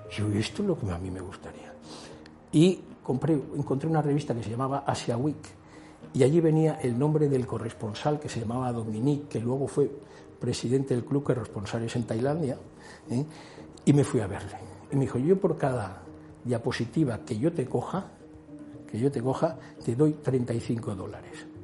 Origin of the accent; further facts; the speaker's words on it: Palma, Balearic Islands, Spain; moved away as an adult; also born or lived in Bangkok, Thailand; Nací aquí en Palma de Mallorca, pasé prácticamente gran parte de mi infancia y ya muy joven, eh, con veintipocos años, me marché de aquí.